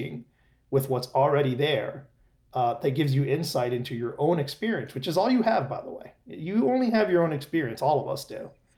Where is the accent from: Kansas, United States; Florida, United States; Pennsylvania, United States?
Florida, United States; Miami; I grew up in Miami